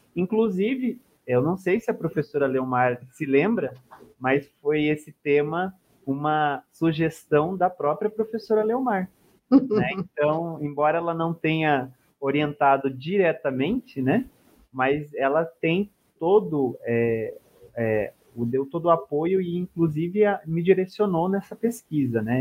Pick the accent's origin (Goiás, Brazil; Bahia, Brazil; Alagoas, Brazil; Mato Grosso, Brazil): Mato Grosso, Brazil; Cuiabá; eu sou nascido, sou natural de Mato Grosso, de Cuiabá